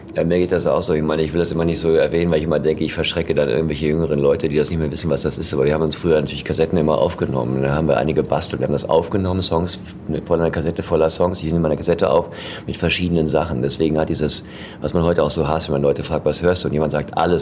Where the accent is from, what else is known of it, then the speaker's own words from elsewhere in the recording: Ruhr area, North Rhine-Westphalia, Germany; bei uns im Ruhrgebiet